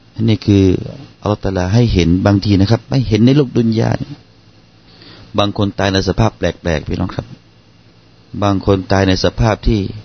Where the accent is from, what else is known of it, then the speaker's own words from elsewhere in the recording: Southern Thailand, Thailand; accent: Southern Thai; บ้านเราภาษาบ้านเรา อย่างเช่นนะครับ ผมยกตัวอย่างเป็นภาษาใต้ให้ฟัง